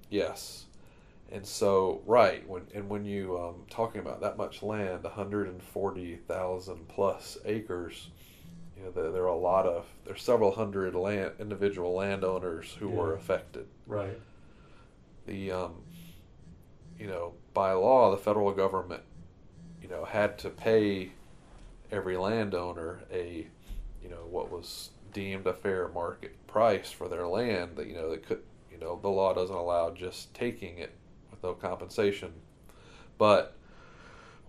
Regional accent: Griffin, Georgia, United States; I grew up in Griffin, Georgia, which is south of Atlanta

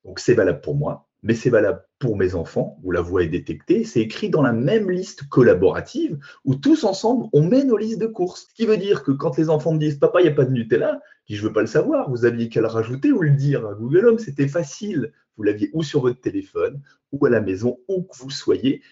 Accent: Alsace, Grand Est, France; je suis alsacien

